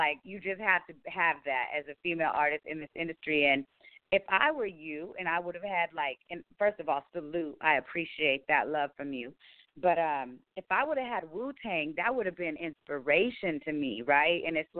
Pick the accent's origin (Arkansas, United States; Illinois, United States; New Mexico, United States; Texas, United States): New Mexico, United States; Roswell; moved away; I come from a small town originally, Roswell, New Mexico, very drug and gang infested.